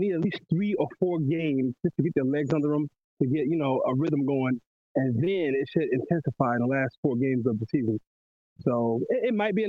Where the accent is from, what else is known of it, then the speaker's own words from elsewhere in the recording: Miami, Florida, United States; I'm from Miami